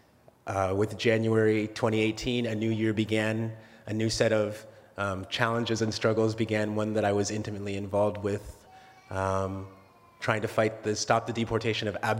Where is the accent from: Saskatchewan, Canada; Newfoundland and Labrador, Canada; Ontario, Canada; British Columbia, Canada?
Ontario, Canada; Oshawa; also born or lived in Alberta; We moved from Alberta to Ontario when I was 5 years old and settled in Oshawa